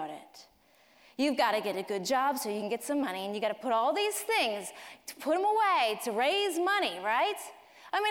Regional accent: Colorado Springs, Colorado, United States; moved away; Colorado Springs is my hometown

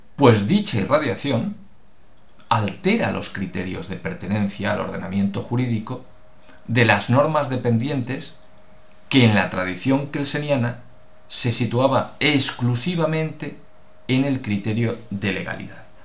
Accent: Spain; nos interesa la nuestra como españoles

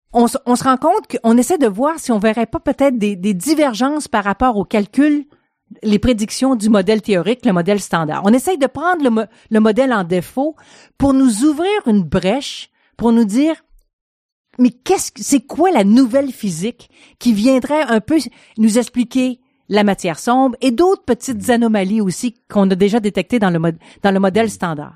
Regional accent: Quebec, Canada; moved away as an adult; also born or lived in France / Switzerland; je suis canadienne, québécoise

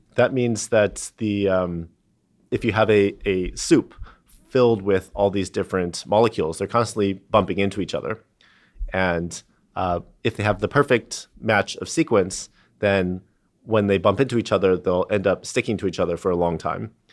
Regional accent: San Diego, California, United States; I, I grew up in San Diego

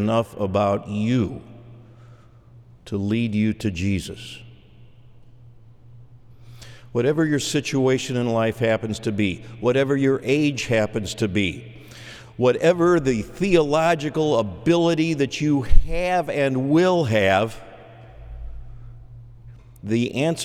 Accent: just outside of Chicago, Illinois, United States; I grew up just outside of Chicago, 211th Street to be exact

